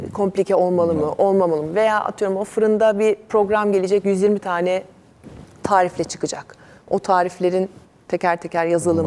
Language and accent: Turkish; Istanbul, Turkey; Biz eski Tarabyalıyız doğma büyüme